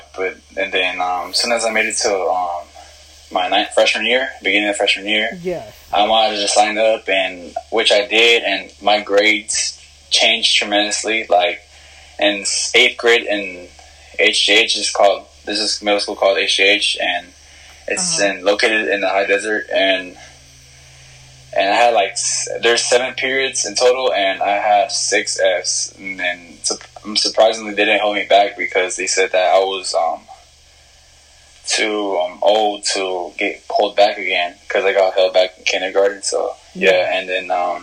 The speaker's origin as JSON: {"language": "English", "town": "Riverside", "region": "California", "country": "United States", "moved": "yes", "lives_now": "Hesperia, United States", "said": "I'm from Hesperia, where I originally was from, Riverside, and then I moved up the hill because of money problems."}